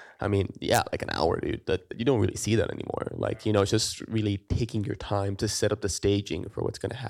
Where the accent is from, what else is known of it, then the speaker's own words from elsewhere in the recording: Puerto Rico; now in Atlanta, United States; I'm from Puerto Rico. I grew up watching Kurosawa movies in Puerto Rico. My dad's a big fan of them. And I came here to Georgia and Atlanta to work in the film industry